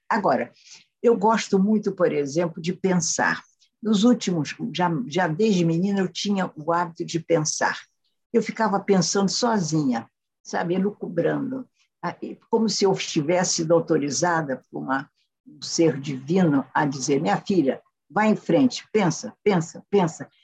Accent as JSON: {"language": "Portuguese", "country": "Brazil", "said": "Hoje eu sou uma brasileira antiga, não anacrônica"}